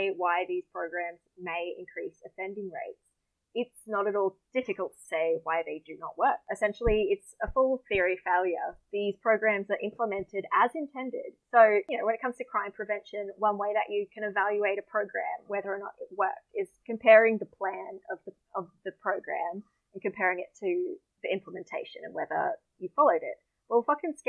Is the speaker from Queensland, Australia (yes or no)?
yes; Deception Bay, Queensland, Australia; moved away; my hometown's called Deception Bay.